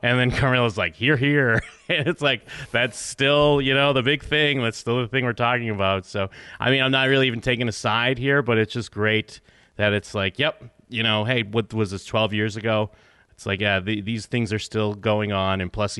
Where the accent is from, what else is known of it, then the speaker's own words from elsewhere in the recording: Massachusetts, United States; now in Las Vegas, United States; I mean, I guess moving, I grew up in Massachusetts, so on the East Coast. Now I live in Vegas, in Nevada.